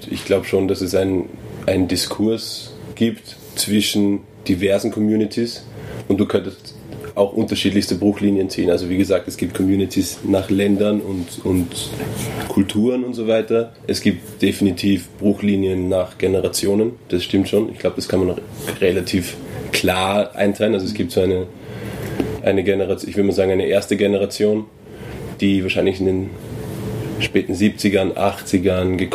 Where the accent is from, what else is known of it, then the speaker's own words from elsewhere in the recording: Nigeria; aber gerade als Nigerianer ist es auffällig